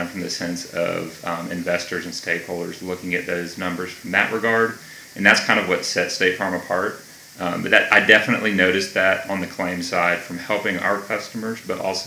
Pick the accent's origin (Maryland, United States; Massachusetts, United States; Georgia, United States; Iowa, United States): Georgia, United States; Atlanta; also born or lived in Milledgeville, Georgia; I grew up in Gwinnett County, which is about 30, 40 minutes north of here